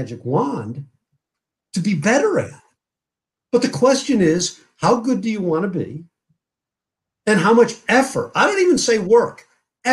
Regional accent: Connecticut, United States; my hometown in Connecticut

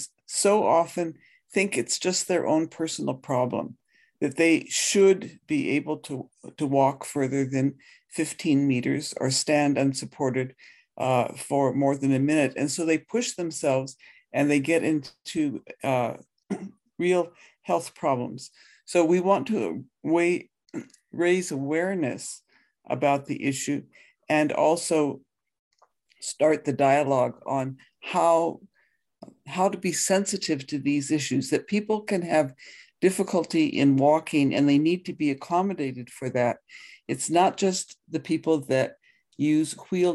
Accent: the Himalayan mountains in India, Himalayas, India; now in Canada; I grew up in the Himalayan mountains in India

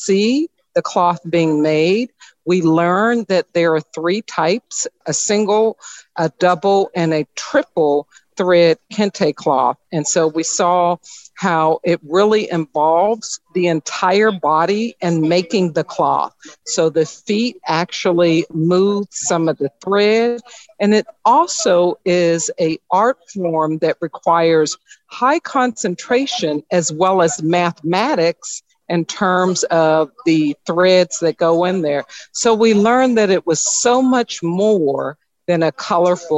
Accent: Chicago, Illinois, United States; Chicago, Illinois

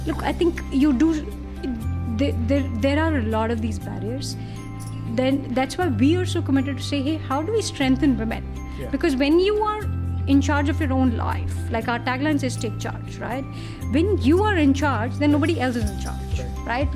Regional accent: India; as Indians we're very permission seeking, and as Indian women we're even more permission seeking

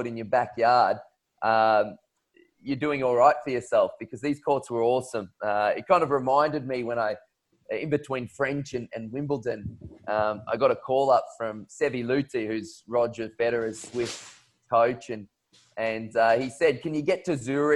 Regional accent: Queensland, Australia; growing up, being a Queenslander

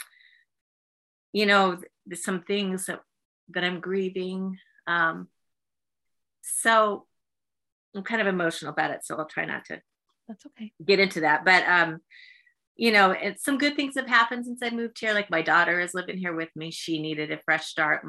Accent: San Diego, California, United States; moved away as an adult; now in South Carolina, United States; Born and raised.

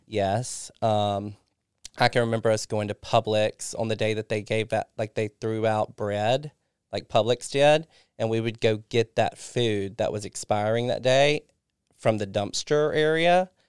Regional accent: Kosciusko, Mississippi, United States; moved away; also born or lived in Florida; I went to Kosciuszko first, which is my hometown

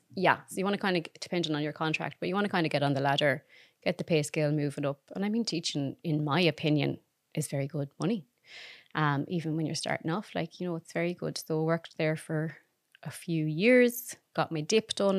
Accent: Claremorris, Connacht, Ireland; Clare Morris in County Mayo

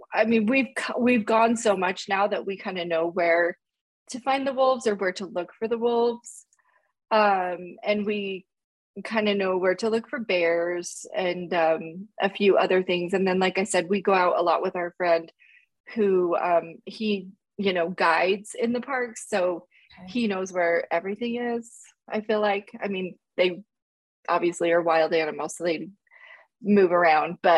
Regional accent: Utah, United States; also born or lived in Switzerland; We're from Utah, but we were living in Switzerland

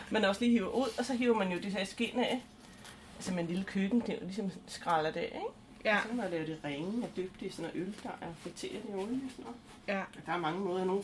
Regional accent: Glumsø, Zealand, Denmark; Jeg kommer faktisk fra Glumsø

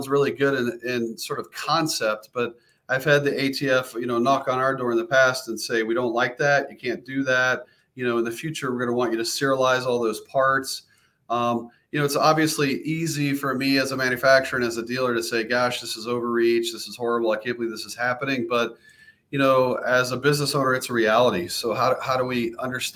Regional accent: the South, United States; moved away as an adult; now in South Dakota, United States; I'm originally a Southern boy. So it's definitely a little bit different. Good pheasant hunting and good varmint hunting, but a little bit different than where I grew up in the South

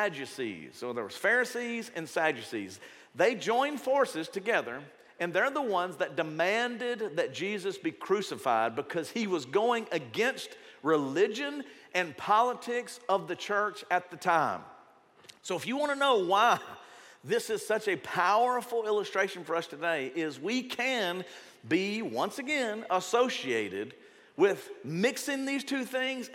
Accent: the South, United States; if you grew up in the South, and you grew up in a Baptist church or maybe in another denomination, I was from the Baptist, I'm only speaking from where I grew up

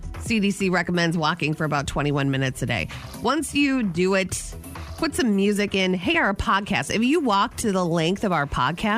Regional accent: Anoka, Minnesota, United States; I was raised in the Halloween capital of the world.

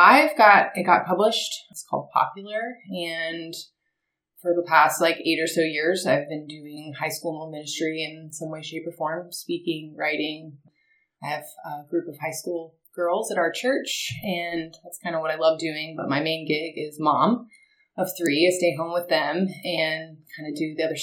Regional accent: Marietta, Georgia, United States; also born or lived in Auburn; born and raised in Marietta, just a little bit outside of Atlanta

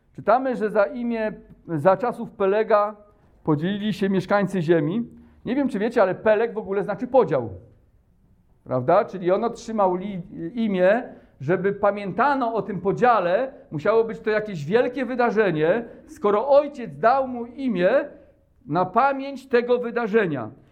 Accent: Poland; my, Polacy

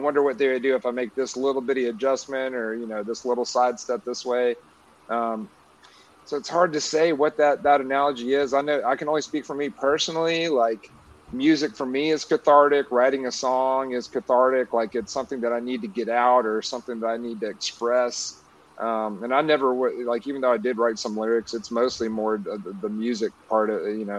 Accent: Florence, Alabama, United States; also born or lived in Orange County, California; now in Nashville, United States; I grew up in Florence, Alabama, Pickwick Lakes right there

